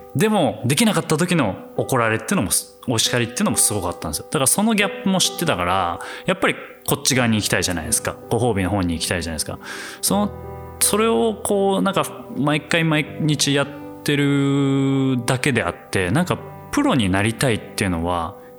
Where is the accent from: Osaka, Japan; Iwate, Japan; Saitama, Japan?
Saitama, Japan; moved away as an adult; now in Netherlands; 僕は埼玉の浦和出身でもうちっちゃい頃から近くに浦和レッズがあって